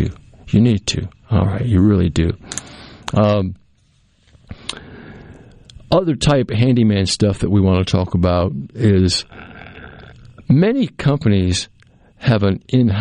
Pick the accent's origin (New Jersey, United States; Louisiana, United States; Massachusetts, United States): Massachusetts, United States; Cape Cod; now in Mississippi, United States; I grew up on Cape Cod